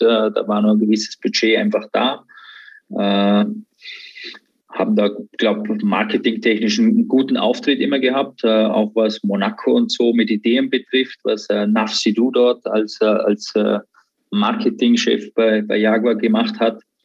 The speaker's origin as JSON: {"language": "German", "country": "Austria", "tie": "born or raised there"}